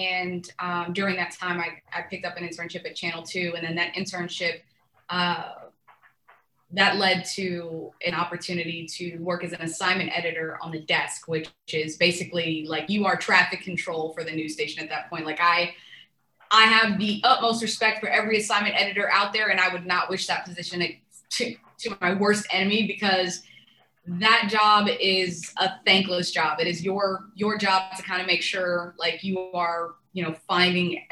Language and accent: English; Fort Worth, Texas, United States; moved away as an adult; also born or lived in Tunisia / Houston, Texas; I came and I grew up in Fort Worth, Texas